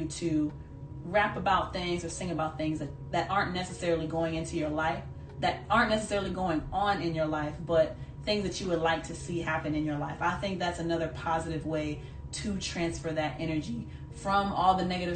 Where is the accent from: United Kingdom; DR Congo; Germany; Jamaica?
Jamaica; being Jamaican